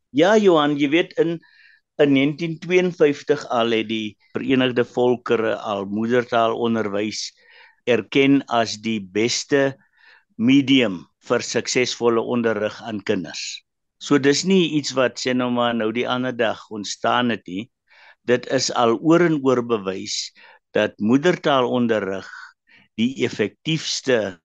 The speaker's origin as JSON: {"language": "Afrikaans", "region": "Karoo", "country": "South Africa", "tie": "born or raised there", "also_born_or_lived": "Western Cape", "first_language": "Afrikaans", "moved": "yes", "said": "Ek het in die Karoo groot geword, jy weet waar die enigste Engelse woord te stop by die stopstraat."}